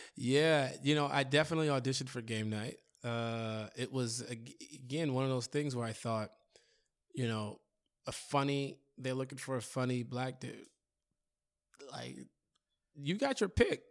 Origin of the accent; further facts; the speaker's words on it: Chicago, Illinois, United States; I'm from Chicago